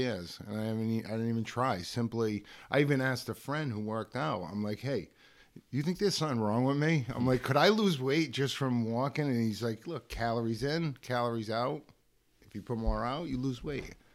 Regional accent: Pawtucket, Rhode Island, United States; I'm from Pawtucket

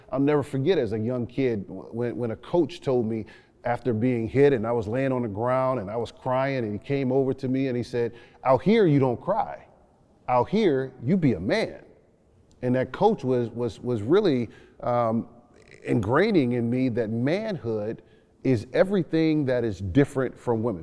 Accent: New Orleans, Louisiana, United States; growing up in New Orleans, Louisiana

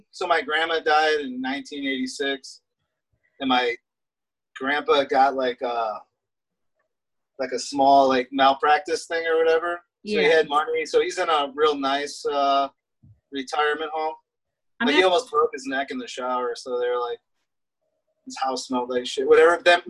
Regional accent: Sterling Heights, Michigan, United States; also born or lived in Detroit; now in Denver, United States; Growing up in Detroit and like outside of Detroit, Sterling Heights

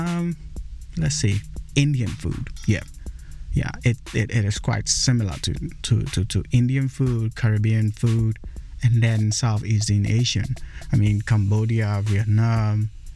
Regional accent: Ghana; I am from Ghana

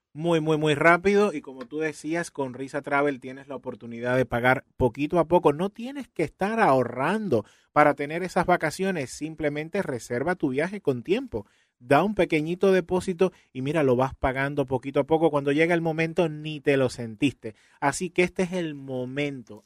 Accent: Cuba; Soy cubano

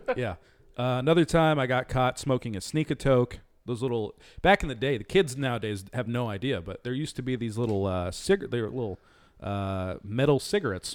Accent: Garden Grove, California, United States; also born or lived in Orange, California; I was very new to the area. I was from Garden Grove, just moved to Orange, didn't really have any friends

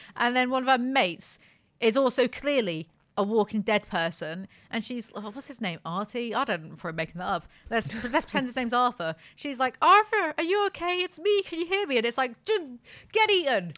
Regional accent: United Kingdom; I'm British

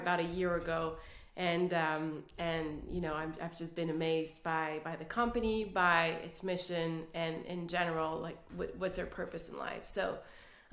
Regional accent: Quebec City, Quebec, Canada; first language French; English is a second language; I'm originally from Canada, the French part of Canada, Quebec City

